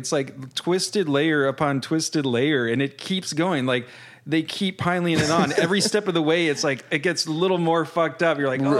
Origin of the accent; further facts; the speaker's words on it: Northern California, United States; I'm from Northern California